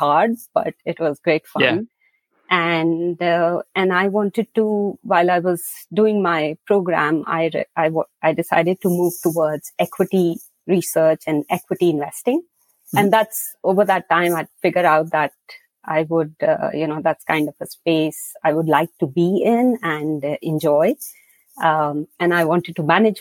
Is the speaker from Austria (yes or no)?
no; India; moved away as an adult; also born or lived in London / Switzerland; now in Minneapolis, United States; as we were growing up in India